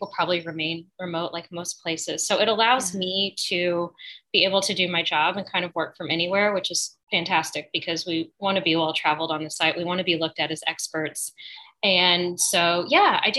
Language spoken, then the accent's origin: English; Springfield, Missouri, United States; moved away as an adult; also born or lived in San Francisco / New Orleans; now in New York, United States; I grew up in the Ozarks